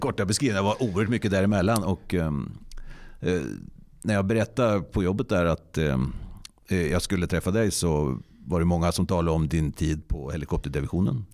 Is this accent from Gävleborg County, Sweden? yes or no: yes; Hassela, Gävleborg County, Sweden; mitt livs universitet har ju varit i Hassela, en annan del av den vackra kommunen Nordanstig